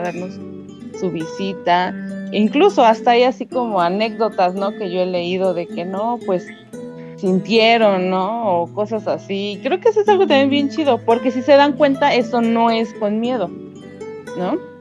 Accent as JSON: {"language": "Spanish", "country": "Mexico", "said": "es algo parte de la cultura aquí mexicana"}